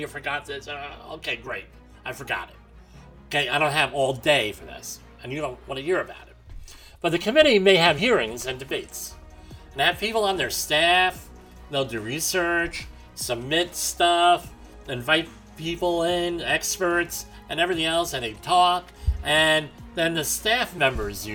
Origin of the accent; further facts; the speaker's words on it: New Jersey, United States; now in New York, United States; my home state of New Jersey, where I grew up